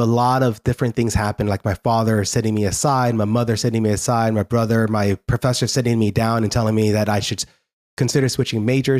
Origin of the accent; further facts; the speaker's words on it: Newark, New Jersey, United States; born there; I'm not leaving America. I'm born in Newark, New Jersey. So I'm Asian in looks, but I'm very American in blood. And I said, I have no idea. I can't even speak Tibetan.